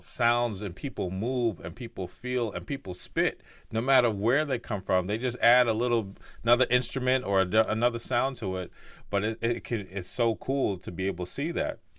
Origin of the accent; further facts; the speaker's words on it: New Jersey, United States; I grew up in North Jersey